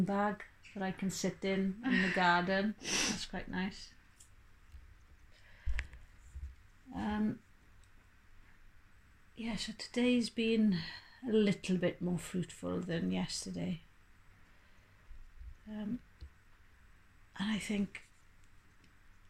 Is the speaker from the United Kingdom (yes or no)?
yes; Wales, United Kingdom; because we're all Welsh, we're all bilingual.